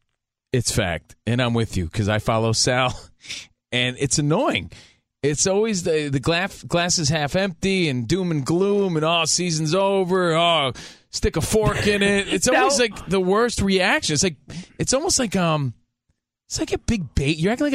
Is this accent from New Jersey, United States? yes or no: yes; New Jersey, United States; moved away as an adult; now in Los Angeles, United States; I was raised in New Jersey. I moved out here 13 years ago.